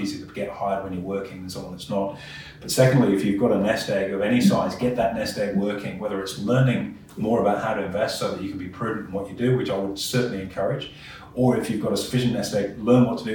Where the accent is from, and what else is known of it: Australia